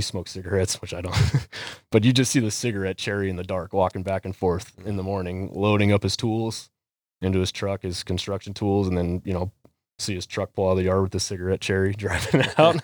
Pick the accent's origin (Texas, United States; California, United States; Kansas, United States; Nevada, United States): Nevada, United States; Las Vegas; moved away; also born or lived in Maricopa, Arizona; I grew up in Las Vegas, Nevada